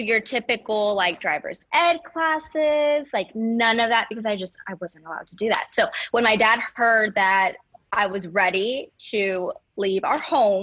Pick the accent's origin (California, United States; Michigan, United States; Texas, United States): Texas, United States; Houston; also born or lived in Monterrey, Mexico / Cypress, Texas; My mom packed her bags and we moved to Houston, Texas. And I was raised here in Houston. We moved to Cypress when I was very young